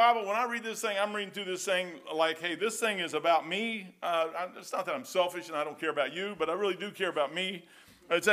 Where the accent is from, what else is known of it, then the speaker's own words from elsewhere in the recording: Kentucky, United States; I'm dumb hillbilly from Kentucky.